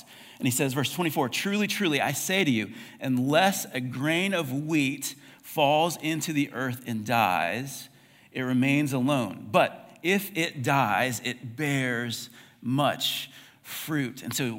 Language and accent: English; United States; It's very broad. I'm American.